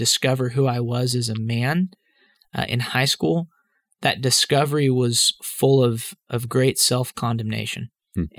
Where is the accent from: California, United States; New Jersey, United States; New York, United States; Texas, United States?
Texas, United States; Dallas; I grew up in Dallas, Texas